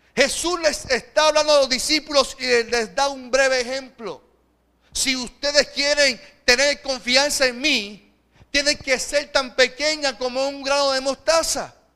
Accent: Puerto Rico; nuestro contexto que vivimos como, como puertorriqueños

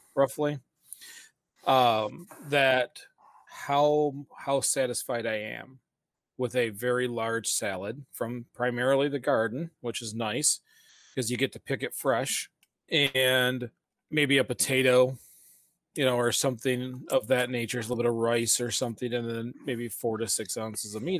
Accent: Flint, Michigan, United States; we're from the Flint, Michigan area

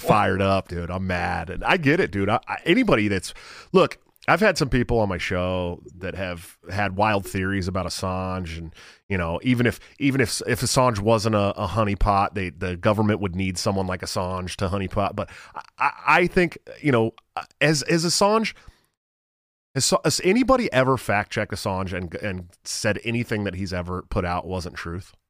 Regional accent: Antioch, California, United States; moved away as an adult; also born or lived in Oakland, California / Santa Rosa, California; now in Iowa, United States; I grew up in Antioch. I lived in Oakland for a long time, too.

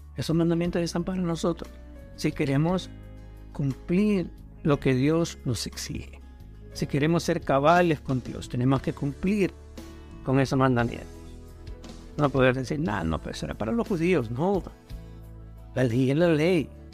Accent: Honduras; now in United States; como decimos en Honduras

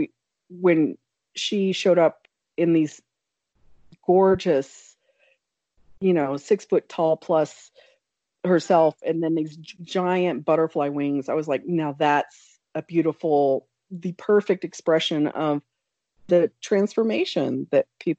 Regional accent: Oklahoma, United States; now in Colorado, United States; I grew up in Oklahoma

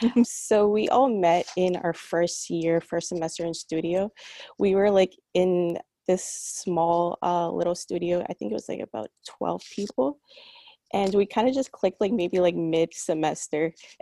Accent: New York City, New York, United States; I grew up in New York practically all my life. I first was born in Queens and then I moved to Brooklyn 10 years ago. But my parents are originally from Caracas, Venezuela.

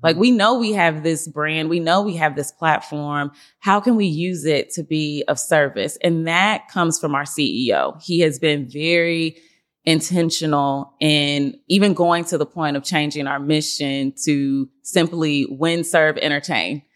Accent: Nashville, Tennessee, United States; So I grew up in South Nashville in the Woodbine area

